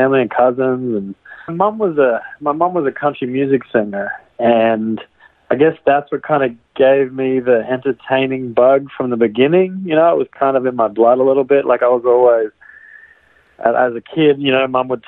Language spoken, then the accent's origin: English; far north Queensland, Australia; moved away as an adult; now in Los Angeles, United States; I'm from Australia. I grew up on a cattle ranch. I guess we call them cattle properties in Australia. Our ranch was out in far north Queensland